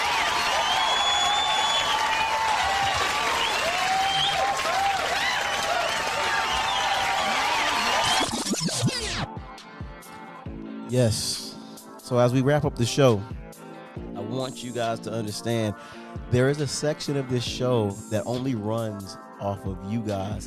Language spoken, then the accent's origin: English; Miami, Florida, United States; I'm from Miami